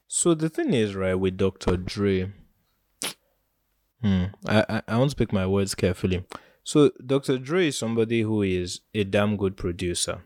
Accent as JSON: {"language": "English", "country": "Nigeria", "said": "As a Nigerian youth"}